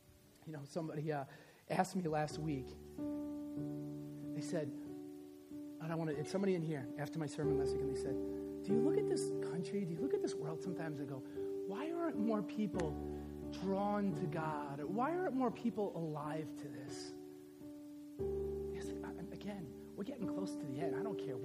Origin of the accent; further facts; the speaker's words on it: the North, Northern United States, United States; I'm a Northerner. I'm a Yankee, right?